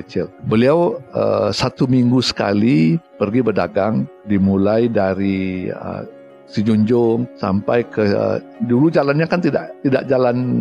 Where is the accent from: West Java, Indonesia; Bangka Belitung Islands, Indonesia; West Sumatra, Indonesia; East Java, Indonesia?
West Sumatra, Indonesia; Batusangkar; moved away; Saya orang kampung ya, orang Hah? kampung, orang Batu Sangkar. Saya eh, lahir di Batu Sangkar di tepatnya di Padang Gantiang. Padang Gantiang itu Kabupaten Tanah Datar